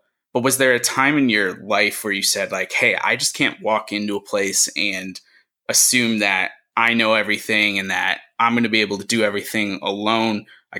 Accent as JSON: {"language": "English", "region": "New York", "country": "United States", "said": "I come from New York"}